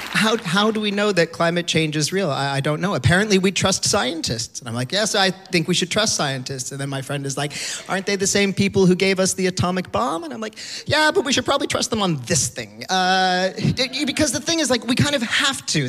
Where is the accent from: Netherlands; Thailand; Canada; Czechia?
Canada; moved away as an adult; now in Finland; I grew up in Canada.